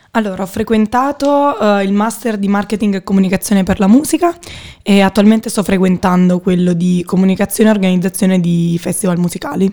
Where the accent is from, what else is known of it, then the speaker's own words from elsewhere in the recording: Naples, Campania, Italy; moved away as an adult; now in Milan, Italy; vengo da Napoli, ho 22 anni.